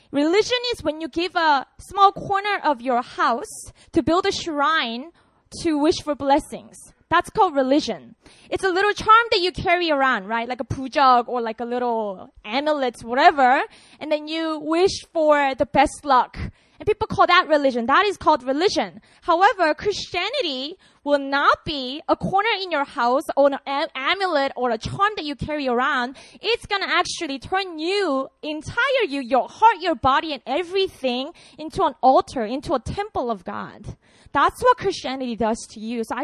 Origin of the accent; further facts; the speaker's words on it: New Philadelphia, Ohio, United States; because I'm from New Philly, and many of you go there